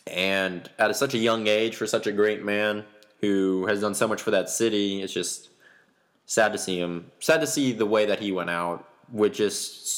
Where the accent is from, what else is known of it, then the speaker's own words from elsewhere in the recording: Memphis, Tennessee, United States; I was born in Memphis.